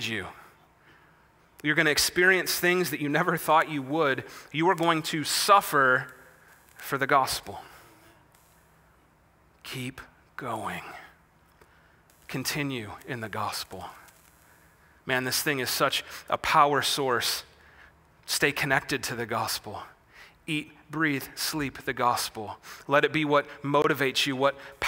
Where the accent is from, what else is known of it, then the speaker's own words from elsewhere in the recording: Wisconsin, United States; I'm from Wisconsin, where bucks play basketball and badgers play football